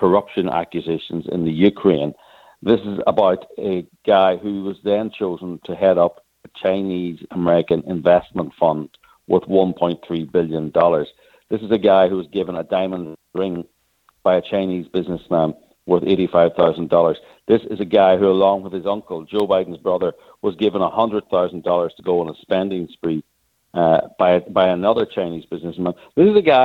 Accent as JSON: {"language": "English", "country": "Ireland", "said": "as you can probably hear, I'm Irish"}